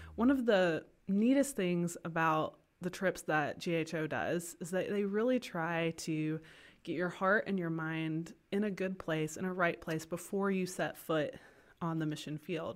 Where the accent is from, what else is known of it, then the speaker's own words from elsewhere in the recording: Kinston, North Carolina, United States; moved away as an adult; also born or lived in Chapel Hill, North Carolina / Greenville, North Carolina; now in Potosi, Bolivia; I was born and raised in Kinston, North Carolina